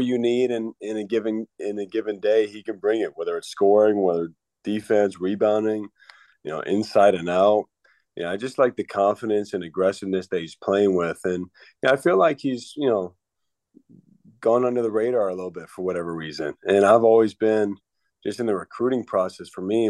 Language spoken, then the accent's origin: English; Northbrook, Illinois, United States; moved away; toughness from Chicago being in the cold